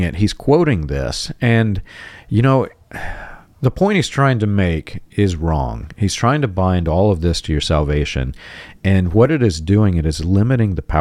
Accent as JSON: {"language": "English", "region": "Georgia", "country": "United States", "tie": "born or raised there", "moved": "yes", "said": "I grew up in Georgia"}